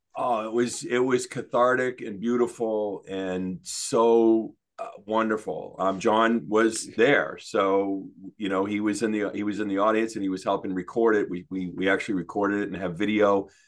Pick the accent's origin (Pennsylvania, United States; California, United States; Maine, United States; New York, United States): Maine, United States; also born or lived in Denver, Colorado / Detroit area, Michigan; So when I was about eight, uh, say, you know, 71, maybe, maybe 70, yeah, 71, we moved to Maine. And, you know, we moved to a podunk town. Um, and, uh, you know, I basically grew up in a barn